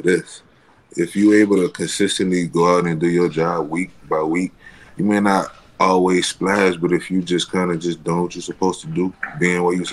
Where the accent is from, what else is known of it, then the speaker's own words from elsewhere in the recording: New Orleans, Louisiana, United States; I'm from New Orleans.